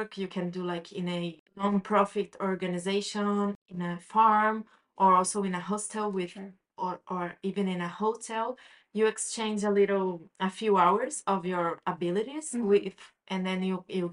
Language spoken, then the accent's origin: English; Brazil; moved away as an adult; now in Barcelona, Spain; I'm from Brazil